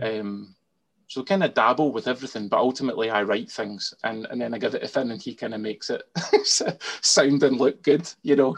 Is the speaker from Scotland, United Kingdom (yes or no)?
yes; Scotland, United Kingdom; I'm Scottish, so I can't be anything other than Scottish